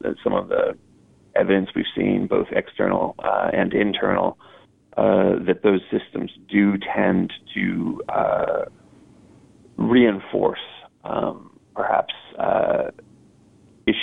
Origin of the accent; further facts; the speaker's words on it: United States; as an American